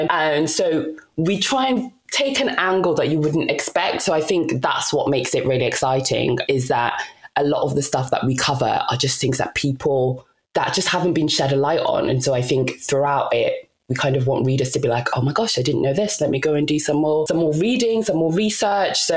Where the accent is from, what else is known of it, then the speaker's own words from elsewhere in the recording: DR Congo; I'm Congolese. I was born in the Democratic Republic of Congo, and … is not your typical Congolese or traditional Congolese name.